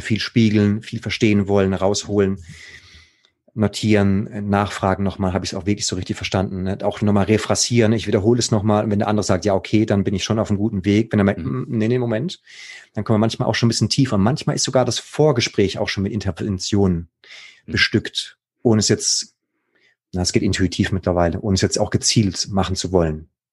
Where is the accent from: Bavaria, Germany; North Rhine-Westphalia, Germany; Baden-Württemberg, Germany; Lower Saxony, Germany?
Baden-Württemberg, Germany; da im Badische, da wo ich herkomme